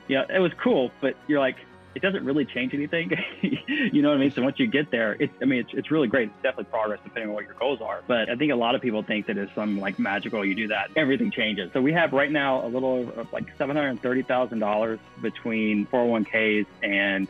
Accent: Mississippi, United States; moved away as an adult; also born or lived in Virginia / California; I'm originally from Mississippi, and that's where I got my nursing license

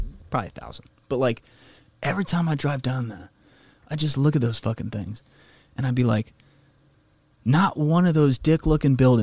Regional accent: West Deptford, New Jersey, United States; moved away as an adult; also born or lived in New York; I grew up in West Deptford, which is 11 minutes from Philly, you know, in Jersey

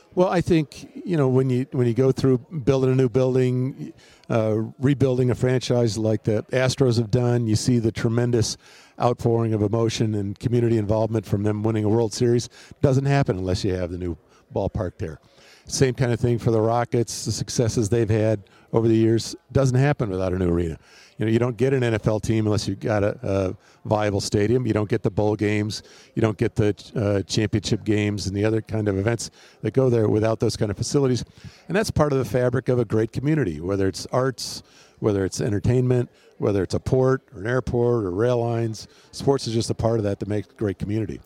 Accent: Wisconsin, United States; also born or lived in Houston / Portland; now in Phoenix, United States; growing up in Wisconsin

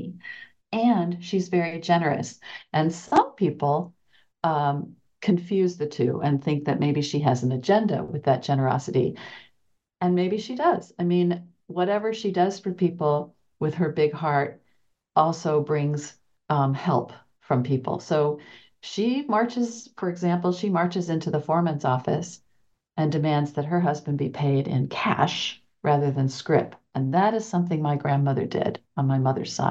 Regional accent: Oklahoma, United States; I grew up in Oklahoma, and my parents grew up in Erie.

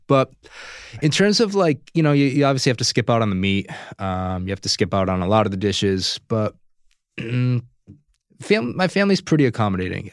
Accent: Providence, Rhode Island, United States; moved away as an adult; now in Los Angeles, United States; I'm originally from Providence, Rhode Island

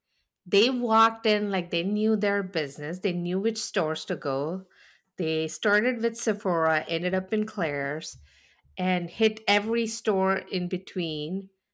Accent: India; now in United States; Even when I came from India and I was more comfortable in Walmart than I was in the mall because I would walk into the mall and I didn't understand what I was looking at.

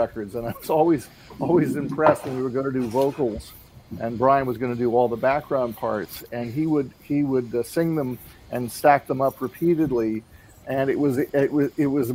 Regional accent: New York, United States; I grew up in New York

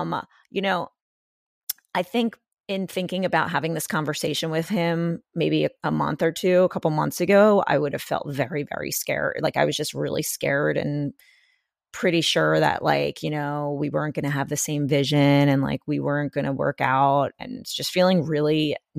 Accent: Pennsylvania, United States; It was closer mall to me when I lived in the city than like another mall that was closer to where I grew up in Pennsylvania.

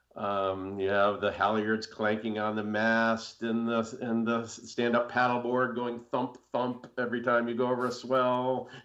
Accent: United States; grow up on Long Island Sound

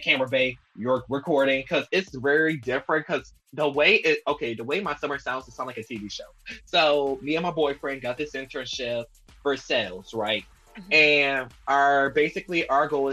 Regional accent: Louisiana, United States; We're from Louisiana

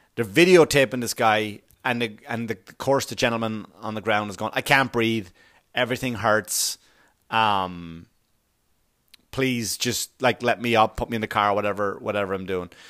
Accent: Ireland; moved away; I grew up in Ireland, of course, right, where the police force is something totally different

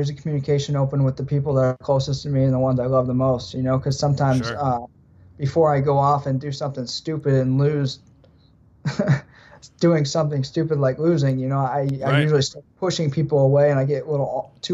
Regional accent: United States; there's three of us Americans

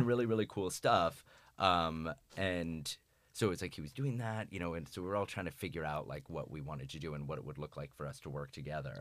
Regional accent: Florida, United States; I'm from Florida.

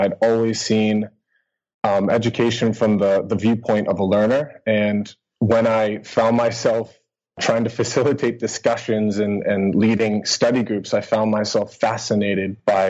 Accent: United States; moved away as an adult; also born or lived in Boston area, United States / Helsinki, Finland; now in Kuopio, Finland; I'm an American teacher living in Finland

